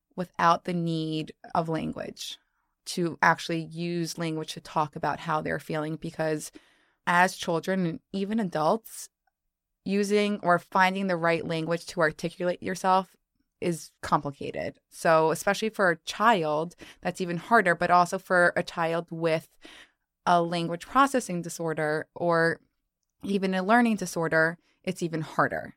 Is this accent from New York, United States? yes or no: yes; New York, United States; I'm actually from New York, and Harper and I just spoke about the fact that I've actually never lived anywhere else. So born and raised, not leaving